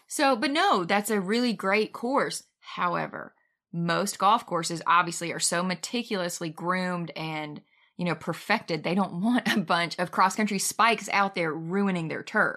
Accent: near Huntsville, Alabama, United States; it's right near my hometown

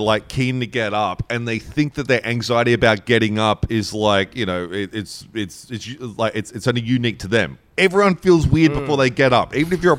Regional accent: Newcastle, North East England, United Kingdom; We literally thought, because we grew up in Newcastle where there was like six people at an open mic and five of them wanted to fight you.

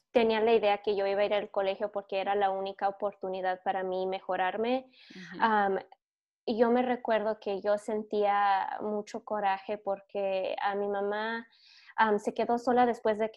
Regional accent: Mexico; now in United States; que no nomás soy mexicana, pero tampoco no nomás soy americana porque tengo mucha influencia en mi forma de vista, de mi forma de crecer, creer, um, que es muy latino.

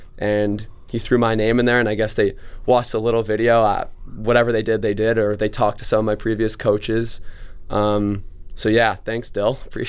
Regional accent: Los Angeles, California, United States; I'm from Los Angeles, California.

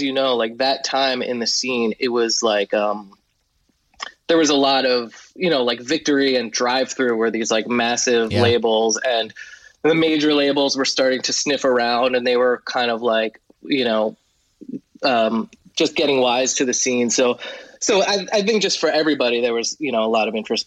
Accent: New Jersey, United States; I grew up in Jersey

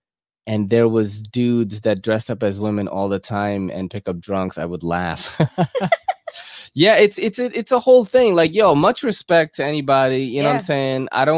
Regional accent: Philippines; moved away; I was born in the Philippines

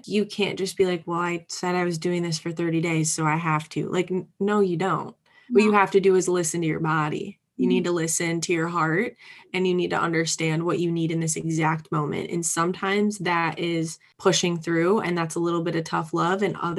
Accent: Midwest, United States; And I'm from the Midwest. So there's this Midwestern hospitality that is just so strong

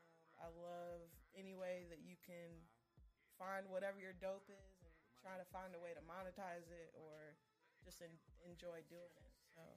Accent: United States; I'm an American.

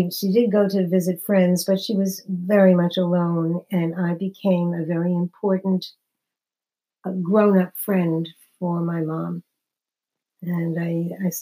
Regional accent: New York City, New York, United States; moved away as an adult; now in New Jersey, United States; I'm from Brooklyn, New York. I've been living in New Jersey for many, many years, but I was born and bred in New York until I got married

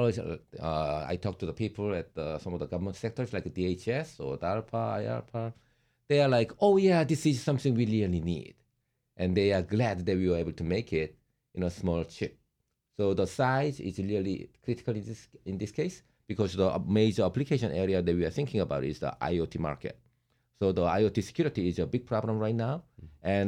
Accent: South Korea; moved away as an adult; now in United States; we are originally from Korea.

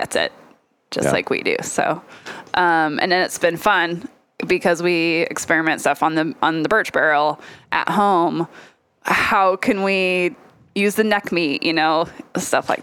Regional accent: Lewiston, Idaho, United States; I grew up in Lewiston, Idaho

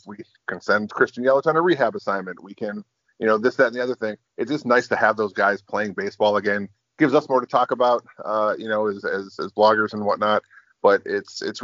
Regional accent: Texas, United States; moved away; I'm originally from Texas

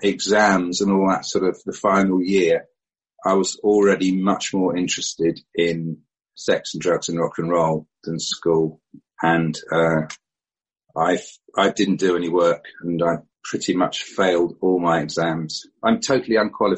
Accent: Barnet, London, United Kingdom; moved away; I was born, strangely, in Barnet in North London, which is kind of almost where I'm back

